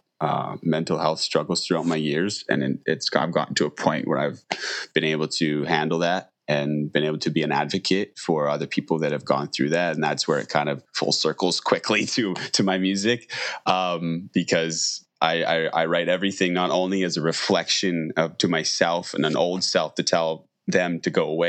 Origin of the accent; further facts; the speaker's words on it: Saskatoon, Saskatchewan, Canada; also born or lived in Langham, Saskatchewan / Bangladesh; now in Victoria, Canada; I was raised in Saskatoon, like nearby on a farm